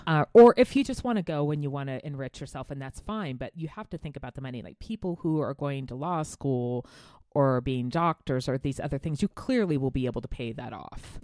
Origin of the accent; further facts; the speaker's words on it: United States; I'm an American